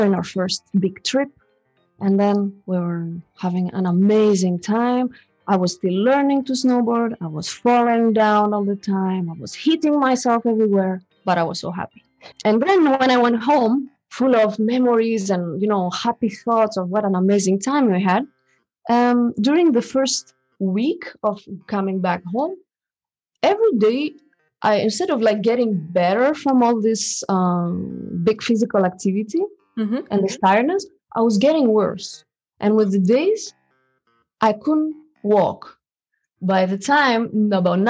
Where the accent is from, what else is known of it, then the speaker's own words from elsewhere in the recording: Greece; now in Switzerland; I come from Greece, and I'm coming from a Greek father and a French mother. This is how I came. But I've been raised in Greece